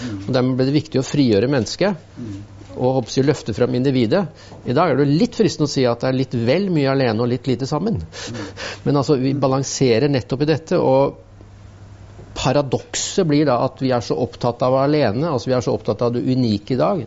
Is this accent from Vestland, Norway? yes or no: no; Innlandet, Norway; moved away; så kom jeg fra Østerdalen